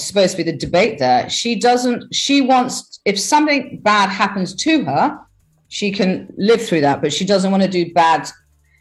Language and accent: English; England, United Kingdom; I'm English, but I feel akin to my European side